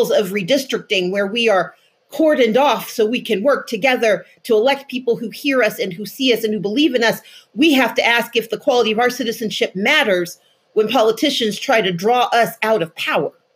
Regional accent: Mississippi, United States; I grew up in Mississippi

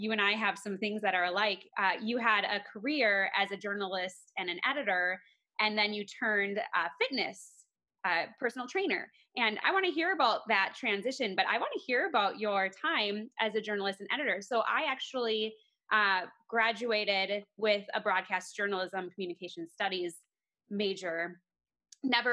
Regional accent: Minnesota, United States; moved away as an adult; now in Colorado, United States; I'm from Minnesota. We just moved to Colorado

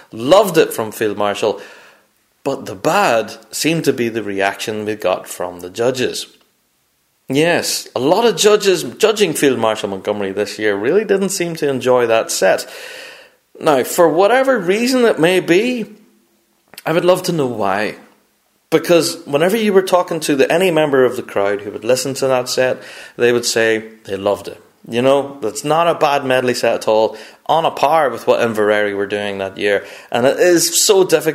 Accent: Northern Ireland, United Kingdom; I am from Northern Ireland

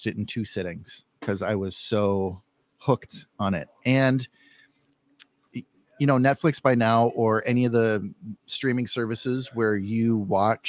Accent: Minneapolis, Minnesota, United States; I'm from the Twin Cities area

